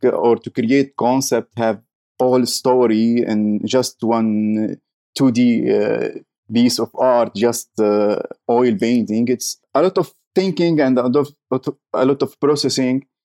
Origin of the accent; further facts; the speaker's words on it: Syria; English is a second language; also born or lived in Jordan / Turkey; now in Canada; I am from Syria